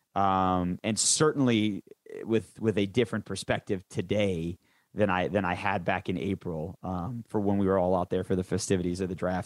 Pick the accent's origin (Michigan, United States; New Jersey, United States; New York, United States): Michigan, United States; Detroit; moved away; I grew up in Michigan, in suburban Detroit